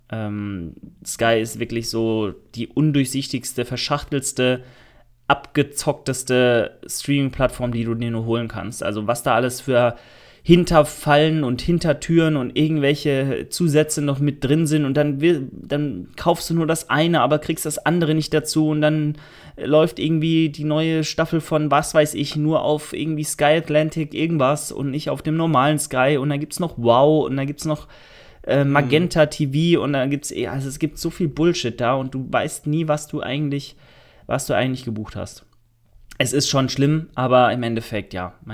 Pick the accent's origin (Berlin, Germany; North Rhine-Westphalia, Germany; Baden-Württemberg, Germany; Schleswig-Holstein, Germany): Baden-Württemberg, Germany; Karlsruhe; Ich komme aus Karlsruhe